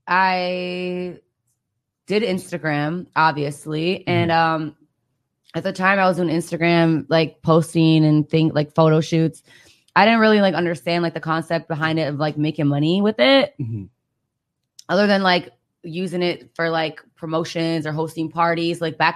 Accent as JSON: {"language": "English", "region": "Michigan", "country": "United States"}